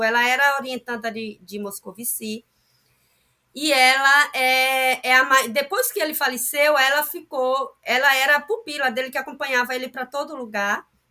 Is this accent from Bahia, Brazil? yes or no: yes; Pindobaçu, Bahia, Brazil; eu sou de Pinobaçu